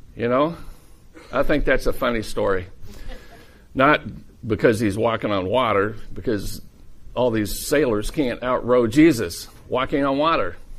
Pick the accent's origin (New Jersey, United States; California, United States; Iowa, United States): Iowa, United States; I'm from Iowa